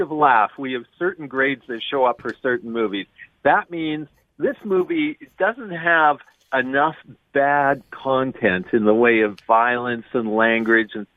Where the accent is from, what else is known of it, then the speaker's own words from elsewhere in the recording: Western Canada, Canada; I'm from Western Canada